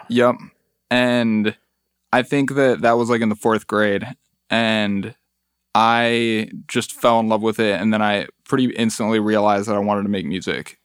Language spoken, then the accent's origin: English; Mexico City, Mexico; now in Detroit, United States; I was born in Mexico City